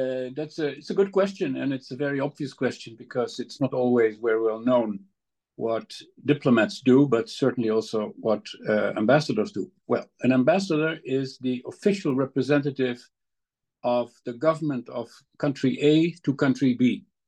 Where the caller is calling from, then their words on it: The Hague, South Holland, Netherlands; With my study is in my house in The Hague.